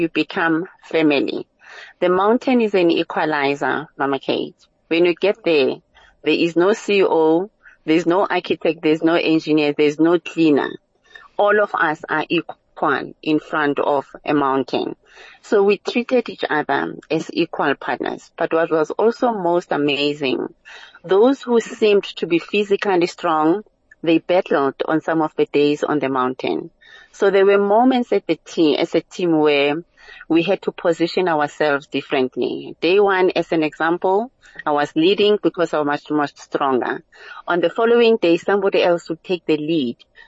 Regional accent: South Africa; we left everything about being South African

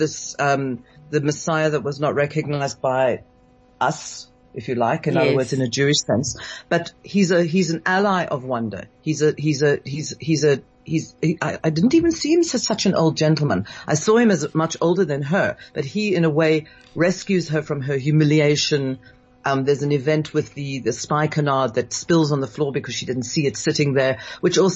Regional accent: Scotland, United Kingdom; now in South Africa; I wasn't raised in South Africa. I was raised in Scotland

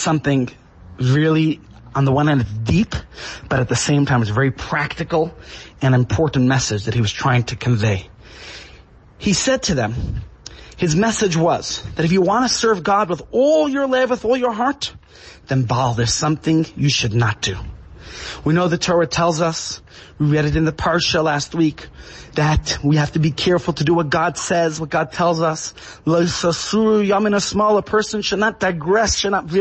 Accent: New York City, New York, United States; As a child growing up in Brooklyn

